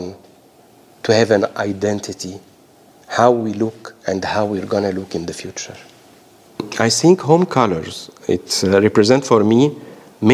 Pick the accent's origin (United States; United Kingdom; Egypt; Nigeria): Egypt; now in Australia; all my childhood from Egypt and then to Australia. So it's a mixture of being Egyptian and being Australian